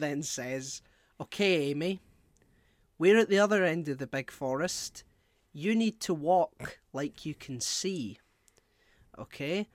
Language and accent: English; Scotland, United Kingdom; as a Scottish person